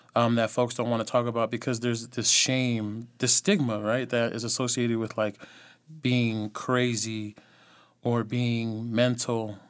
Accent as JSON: {"language": "English", "area": "the Bay Area", "region": "California", "country": "United States", "also_born_or_lived": "Los Angeles", "said": "From the Bay"}